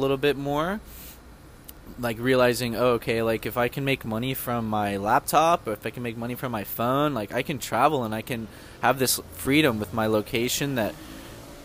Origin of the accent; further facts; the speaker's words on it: the South, United States; I'm from the South